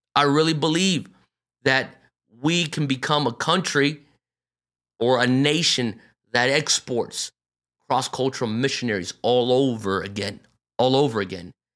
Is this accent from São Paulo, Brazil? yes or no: yes; São Paulo, Brazil; moved away as an adult; also born or lived in North Carolina, United States / Pennsylvania, United States; I was born and raised here, but I mean, I was raised in a Japanese bubble inside São Paulo, Brazil